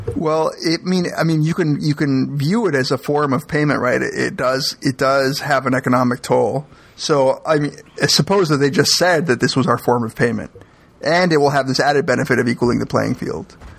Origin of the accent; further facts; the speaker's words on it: Miami, Florida, United States; moved away; I grew up in Miami